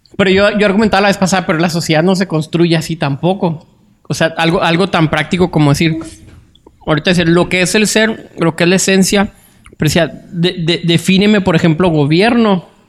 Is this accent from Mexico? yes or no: yes; Mexico